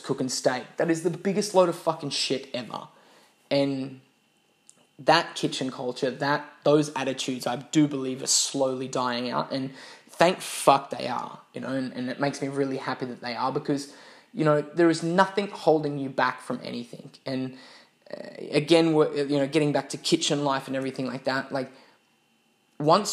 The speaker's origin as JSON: {"language": "English", "country": "Australia", "moved": "as an adult", "said": "originally coming from Australia"}